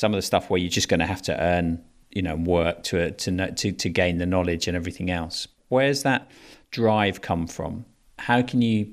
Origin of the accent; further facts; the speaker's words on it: England, United Kingdom; also born or lived in Fiji; now in London, United Kingdom; as an Englishman, when, you know, I'm sitting here in Southwest London